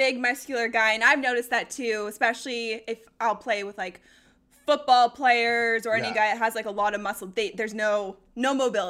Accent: Colorado, United States; moved away; also born or lived in Denver; We both grew up in Colorado.

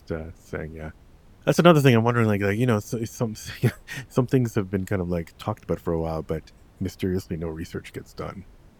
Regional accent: Canada; I grew up in Canada.

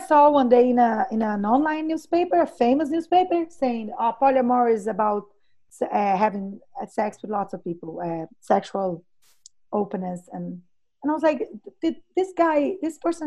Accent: Brazil; I worked 4 or 5 years as a doula here in my hometown

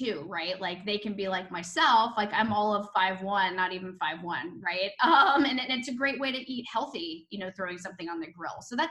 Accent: North Carolina, United States; moved away as an adult; also born or lived in Atlanta; now in Florida, United States; I'm actually originally from North Carolina

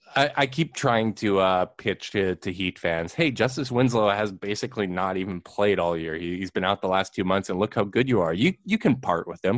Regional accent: Winnipeg, Manitoba, Canada

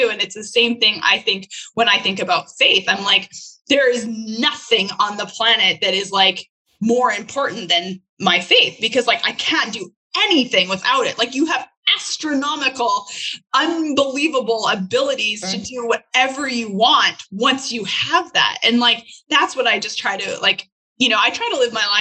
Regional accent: Canada; now in United States; I was not born as an American. I was born as a Canadian and I am now an American citizen

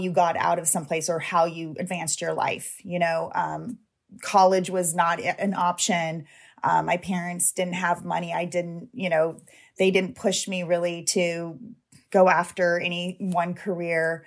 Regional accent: Long Beach, California, United States; I grew up in Long Beach, California

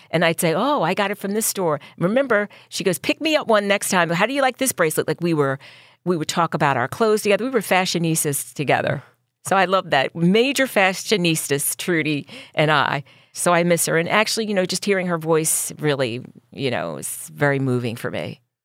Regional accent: Philadelphia, Pennsylvania, United States; I grew up in North Philly

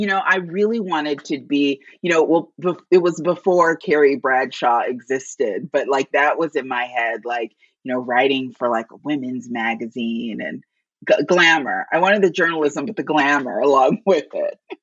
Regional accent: Gary, Indiana, United States; I grew up in Gary, Indiana

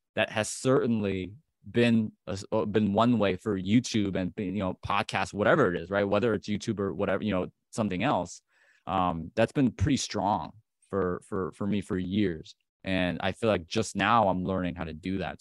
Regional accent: Chicago, Illinois, United States; I'm, I'm from Chicago, the Chicagoland area

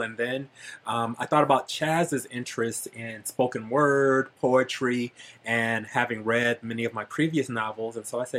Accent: Detroit, Michigan, United States; now in Los Angeles, United States; I'm originally from Detroit, Michigan.

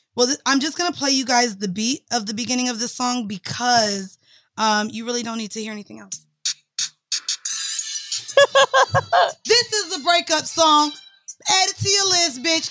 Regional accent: Florida, United States; I'm from Florida

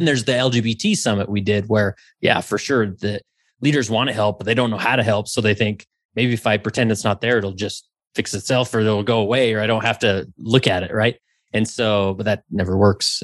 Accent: West Valley City, Utah, United States; I grew up in West Valley City, Utah

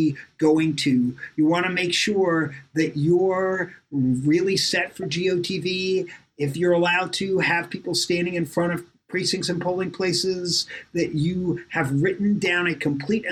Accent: New York, United States; growing up in New York

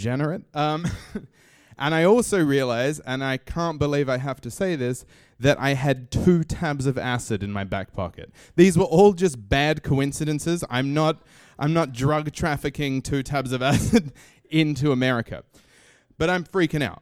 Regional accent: Australia; moved away as an adult; now in New York, United States; I come from Australia

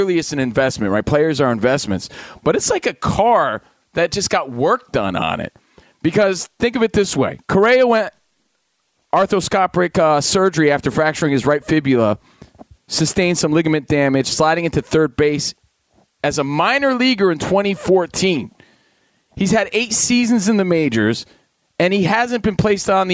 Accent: Union, New Jersey, United States; moved away; I come from you from my mom's bedroom right now in Union, New Jersey, visiting family

